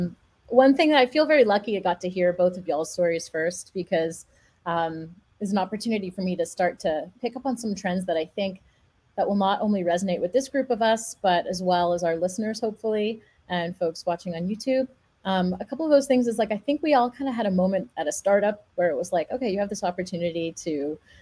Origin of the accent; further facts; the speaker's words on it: Montreal, Quebec, Canada; I grew up in Montreal